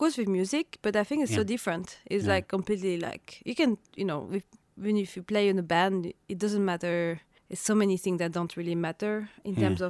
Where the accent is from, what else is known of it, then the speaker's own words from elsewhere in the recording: Paris, Île-de-France, France; now in Oslo, Norway; I grew up in Paris, in France, and my parents are both from Algeria.